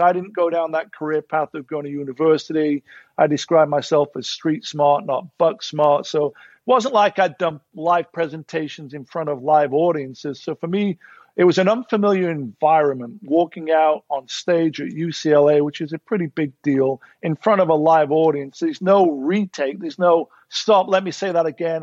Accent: Sheffield, Yorkshire and the Humber, United Kingdom; moved away as an adult; now in Los Angeles, United States; As a kid growing up in Sheffield

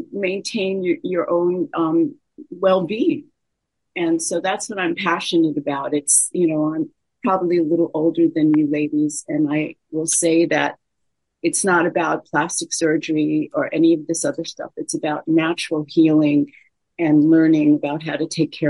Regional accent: New York, United States; now in Los Angeles, United States; I'm from New York

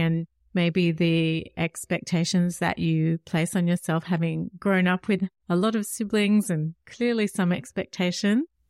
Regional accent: Australia; I'm Australian

